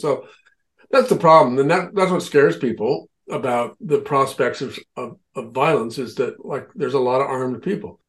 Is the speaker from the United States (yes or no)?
yes; Nebraska, United States; now in Cornwall, Connecticut, United States; where I grew up in Nebraska